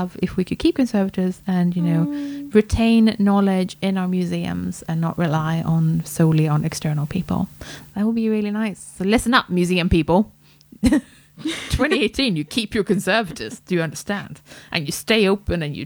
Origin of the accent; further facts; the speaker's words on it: Sweden; now in United Kingdom; this is as much my home country as Sweden